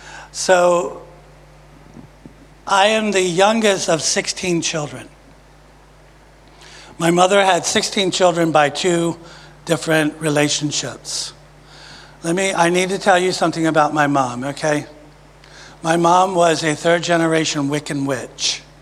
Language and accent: English; Maryland, United States; moved away as an adult; also born or lived in Virginia; now in Jacksonville, United States; I've lived for all my life in Maryland. I was born in Virginia. At five, I moved to Maryland. And I've been in Maryland until last October when Father God packed us up and brought us to Jacksonville. Okay, so I'm a Marylander.